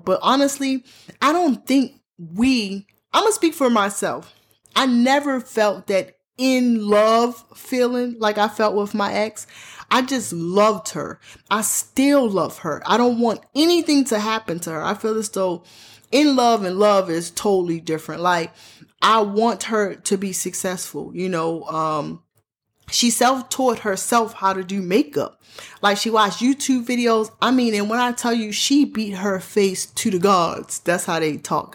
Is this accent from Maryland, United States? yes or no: yes; Baltimore, Maryland, United States; I'm born and raised in Baltimore, Maryland